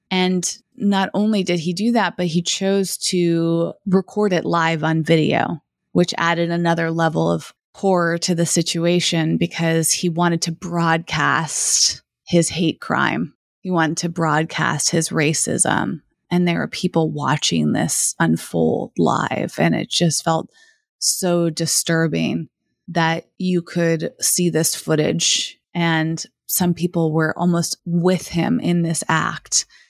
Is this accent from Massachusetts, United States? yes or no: yes; Massachusetts, United States; moved away as an adult; also born or lived in Los Angeles / San Francisco; I grew up in Massachusetts